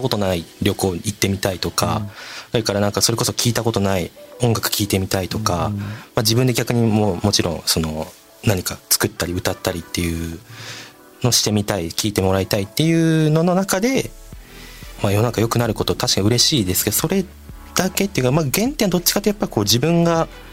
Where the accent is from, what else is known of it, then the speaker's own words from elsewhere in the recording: Saitama, Japan; 小学生の時埼玉に住んでたんですよ実家が、まあ、今も実家が埼玉県なんですけども